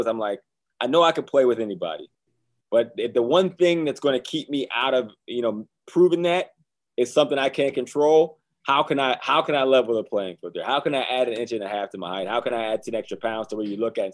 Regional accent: Johnstown, Pennsylvania, United States; moved away; my hometown of Johnstown, Pennsylvania

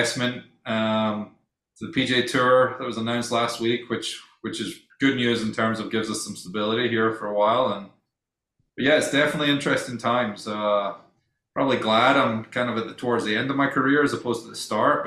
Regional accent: Scotland, United Kingdom; moved away; I'm Scottish

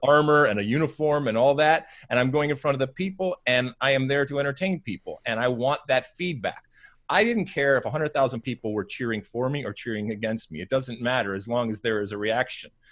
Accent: United States

